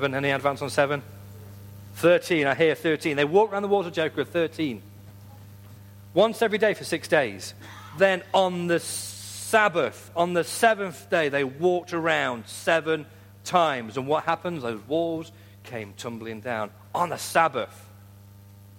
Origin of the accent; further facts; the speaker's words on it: United Kingdom; I'm British